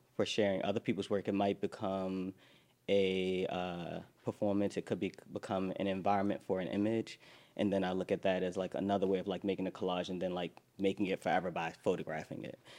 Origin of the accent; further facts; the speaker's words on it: Baltimore, Maryland, United States; moved away as an adult; also born or lived in New York; I'm from Baltimore. I, I, lived in New York for the last 10 years